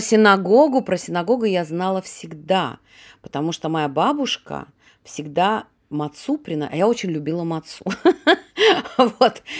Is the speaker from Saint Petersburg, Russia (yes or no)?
yes; Saint Petersburg, Russia; moved away as an adult; now in Israel; я родилась, я коренная ленинградка